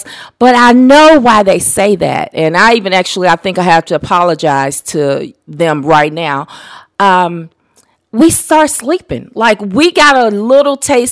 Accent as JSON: {"language": "English", "town": "Detroit", "region": "Michigan", "country": "United States", "tie": "born or raised there", "also_born_or_lived": "Louisville, Kentucky", "said": "I was raised in Detroit, but we didn't move into Detroit until after the riots"}